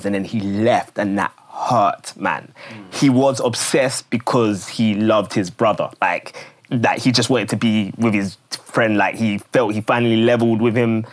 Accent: London, United Kingdom; I grew up in Woolwich

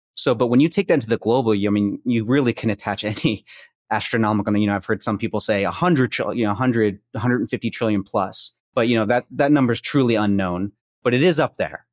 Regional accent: Princeton, New Jersey, United States; now in Houston, United States; I grew up in Princeton, graduated from there

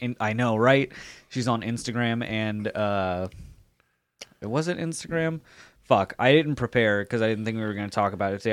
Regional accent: Jacksonville Beach, Florida, United States; I grew up in Jacks Beach.

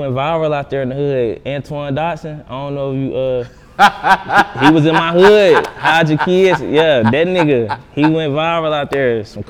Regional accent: Huntsville, Alabama, United States; But now I'm from Bama, Huntsville, to be exact.

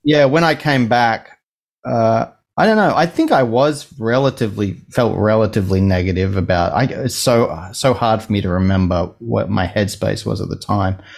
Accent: Gosford, New South Wales, Australia; now in Sydney, Australia; I was born like an hour and a half north of here. um, in a, a town called Gosford.

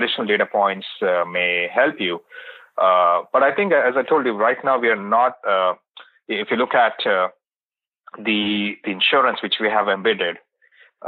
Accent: India; moved away; I was born and brought up in India

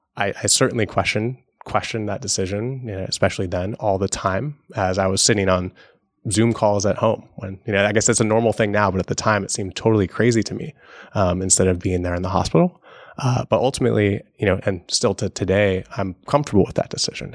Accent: Seattle, Washington, United States; Growing up in Seattle under Microsoft

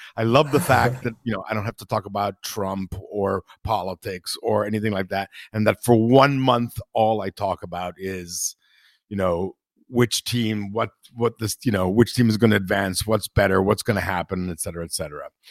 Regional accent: Italy; I'm from Italy

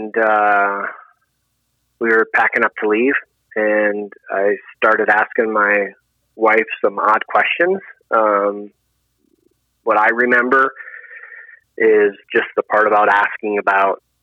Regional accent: Minnesota, United States; moved away as an adult; now in Colorado, United States; I was born and raised in Minnesota

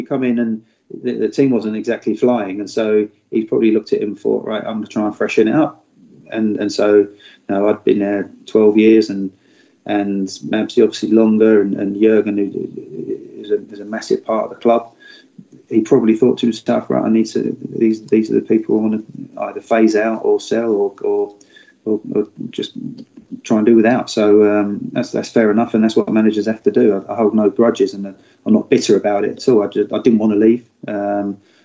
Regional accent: Guildford, South East England, United Kingdom; Guildford's my hometown

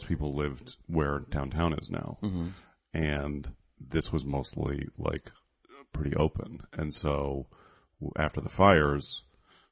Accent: San Francisco, California, United States; I grew up in San Francisco during the comedy boom

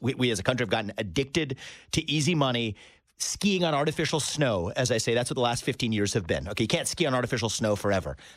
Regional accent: United States; i was born in America, but first generation

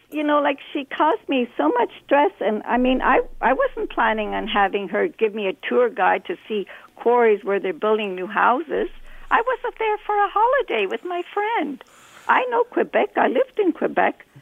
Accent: East Germany, Germany; also born or lived in Montreal, Canada; now in Toronto, Canada; I'm originally from East Germany

